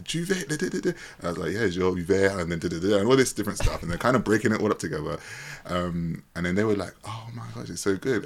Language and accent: English; United Kingdom; as a British person